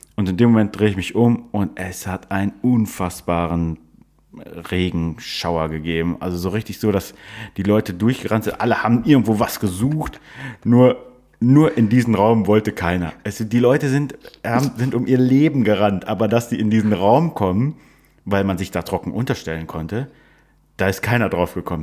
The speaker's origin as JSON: {"language": "German", "region": "Northern Germany", "country": "Germany", "said": "Als Norddeutscher, wir sind ja beides Norddeutsche"}